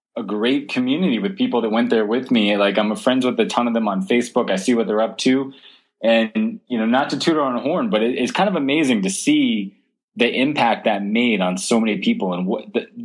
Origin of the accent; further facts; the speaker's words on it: Southwest Florida near Sanibel Island, United States; I grew up in Southwest Florida near Sanibel Island